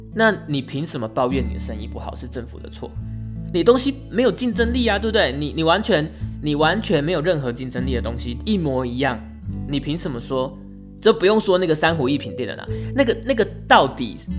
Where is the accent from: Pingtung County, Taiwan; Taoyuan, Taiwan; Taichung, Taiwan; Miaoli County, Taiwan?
Pingtung County, Taiwan; Pingtung; now in Taipei, Taiwan; 我的故乡品东